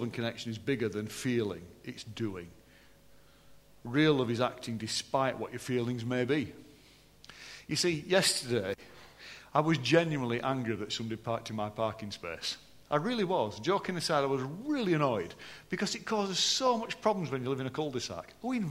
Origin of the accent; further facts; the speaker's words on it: Yorkshire and the Humber, United Kingdom; I am still from Yorkshire